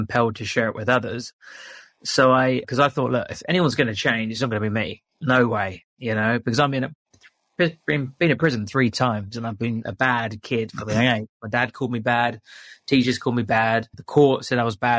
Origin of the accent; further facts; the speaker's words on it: London, United Kingdom; moved away as an adult; also born or lived in England; now in Bali, Indonesia; I was from London